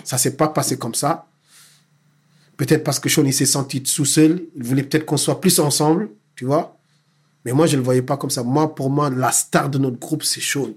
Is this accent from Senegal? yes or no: yes; Dakar, Senegal; moved away; J'ai grandi à Dakar